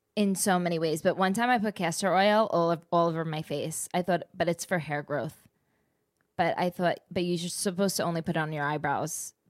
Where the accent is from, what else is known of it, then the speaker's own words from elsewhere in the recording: New Jersey, United States; I'm just from the East Co, like, Jersey